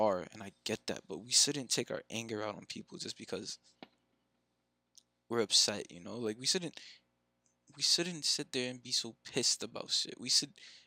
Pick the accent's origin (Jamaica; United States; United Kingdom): Jamaica; I'm a Jamaican Christian